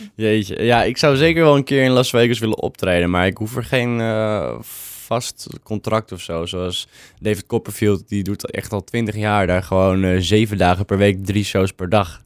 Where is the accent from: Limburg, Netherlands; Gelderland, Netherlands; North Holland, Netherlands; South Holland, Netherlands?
North Holland, Netherlands; Purmerend; ik kom ook uit Purmerend, altijd gewoond.